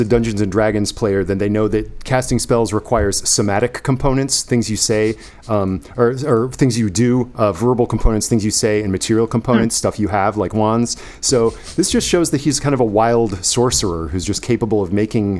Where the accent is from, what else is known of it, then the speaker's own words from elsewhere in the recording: East Coast, United States; I grew up on the East Coast